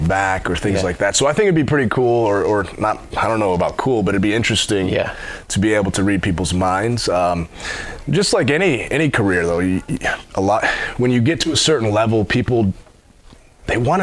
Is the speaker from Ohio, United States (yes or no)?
yes; Cleveland, Ohio, United States; moved away as an adult; now in Fort Campbell, United States; I'm originally from Cleveland, Ohio